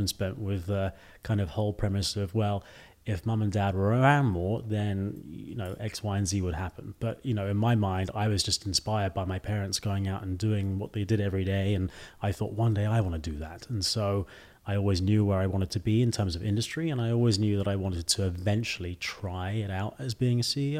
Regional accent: United Kingdom; now in China; Most people in the U.S. will say, "Are you Australian?" before they assume I'm British.

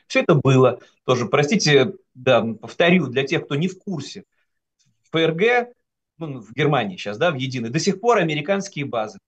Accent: Saint Petersburg, Russia; moved away; я, как регионалист, петербуржец, мог вести такие теоретические разговоры среди вот своих соратников в Санкт-Петербурге

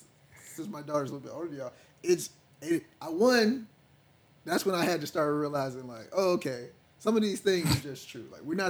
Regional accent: Decatur, Georgia, United States; I'm from Decatur.

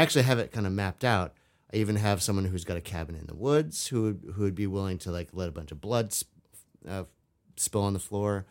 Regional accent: Vashon, Washington, United States; I grew up on Vashon with houses just like that in the woods

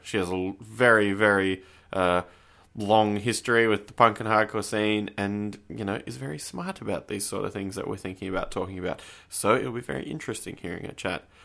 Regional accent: Canberra, Australian Capital Territory, Australia; moved away; I'm from Canberra

